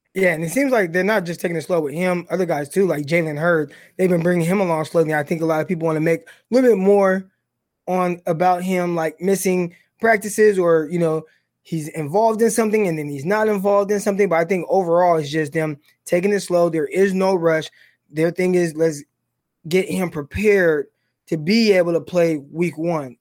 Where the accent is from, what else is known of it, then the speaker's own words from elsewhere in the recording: Stockton, California, United States; coming from Stockton, Northside. Like, I grew up around Crips